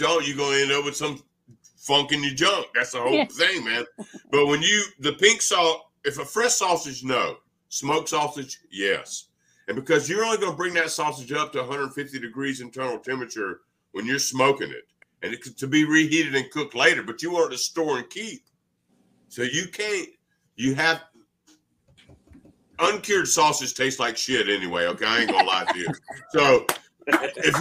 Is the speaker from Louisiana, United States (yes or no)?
yes; Louisiana, United States; I'm from Louisiana